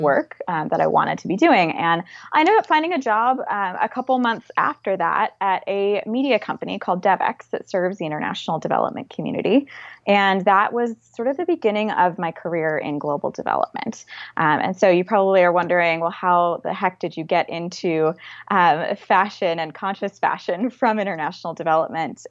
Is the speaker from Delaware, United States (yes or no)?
yes; Wilmington, Delaware, United States; now in Washington, D.C., United States; I grew up in Wilmington, Delaware